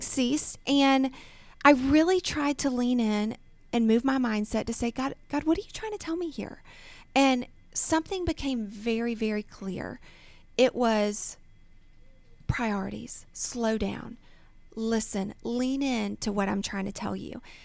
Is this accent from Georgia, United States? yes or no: yes; Snellville, Georgia, United States; I was born and raised here in Georgia, um, and I grew up in Snellville